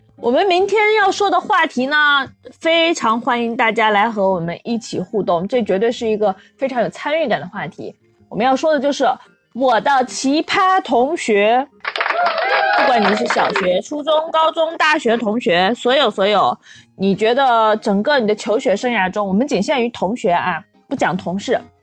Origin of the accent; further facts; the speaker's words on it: Inner Mongolia, China; 毕竟我们都是内蒙古人嘛